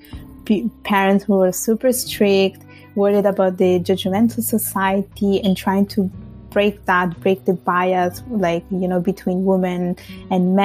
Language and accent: English; Italy; now in Montreal, Canada; I will always tell you it's Italy, because that's where I spent my most of my childhood